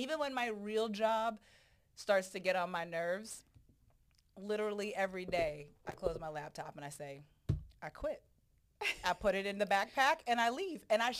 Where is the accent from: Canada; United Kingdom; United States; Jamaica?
Jamaica; So I'm also Jamaican.